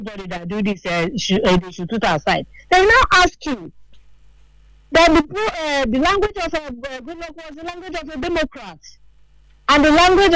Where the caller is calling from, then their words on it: Jabi, Federal Capital Territory, Nigeria; I'm calling from Jabi.